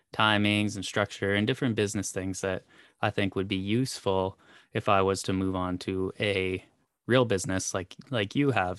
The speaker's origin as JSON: {"language": "English", "country": "Canada", "said": "I'm Canadian"}